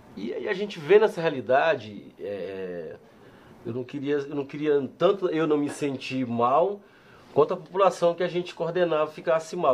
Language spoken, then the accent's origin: Portuguese; São Luís, Maranhão, Brazil; also born or lived in Barra do Corda, Maranhão / São Paulo; now in Ribeirão Preto, Brazil; eu sou de São Luís do Maranhão, eu cheguei aqui há 18 anos atrás, 19 anos atrás